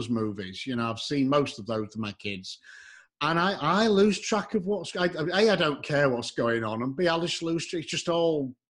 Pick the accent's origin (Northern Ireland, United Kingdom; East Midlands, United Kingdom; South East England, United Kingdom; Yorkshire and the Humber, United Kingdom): Yorkshire and the Humber, United Kingdom; now in Texas, United States; I'm from Yorkshire